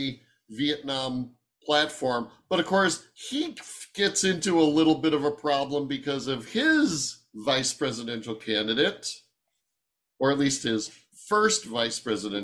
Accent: Cleveland, Ohio, United States; Sandy and I grew up in Cleveland.

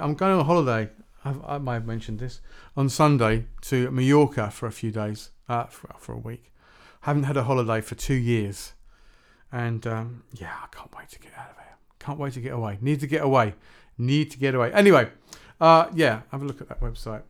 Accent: Shepperton, South East England, United Kingdom; I grew up in Shepperton, uh, which is not far from Staines.

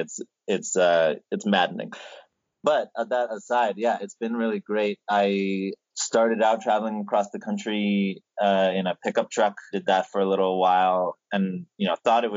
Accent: United States; I grew up in Lenape territories of New York and New Jersey

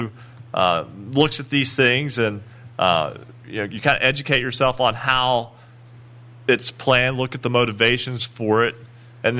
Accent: Wayne, West Virginia, United States; I'm from Wayne

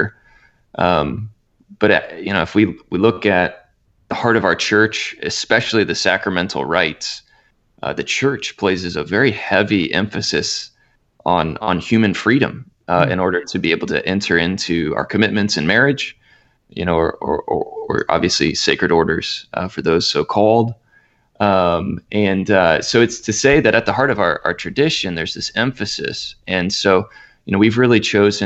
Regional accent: central Indiana, United States; also born or lived in Fort Wayne, Indiana / St. Paul, Minnesota; I'm from Indiana, which I refer to with affection as the promised land, I must say. A happy Hoosier. So I'm from central

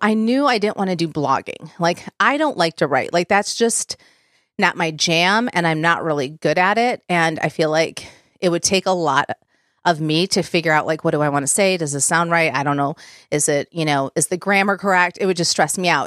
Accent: Plymouth, Michigan, United States; moved away as an adult; now in Nashville, United States; we are originally from Southeast Michigan. So those of you that know Michigan, we lived in Plymouth, Michigan before we moved here.

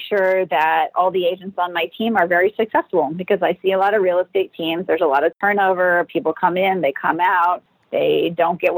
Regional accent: Minnesota, United States; moved away; I am from Minnesota

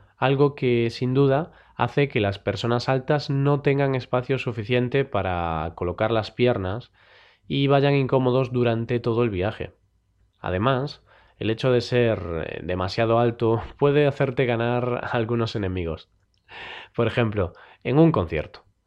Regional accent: Spain; los españoles

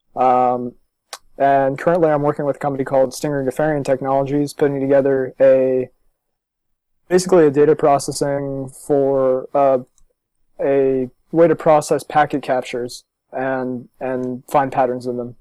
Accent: Los Angeles, California, New Jersey, United States; also born or lived in Maryland; I was born in California. I was born in Los Angeles and moved to New Jersey when I was nine. And then nine years later, I went to the University of Maryland.

